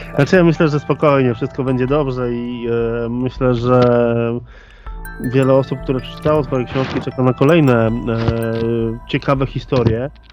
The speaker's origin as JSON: {"language": "Polish", "region": "Łódź Voivodeship", "country": "Poland", "said": "Ja akurat jestem z województwa łódzkiego"}